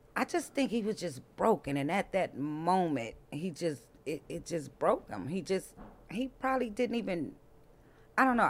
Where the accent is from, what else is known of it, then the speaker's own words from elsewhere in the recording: Compton, California, United States; Born and raised in Compton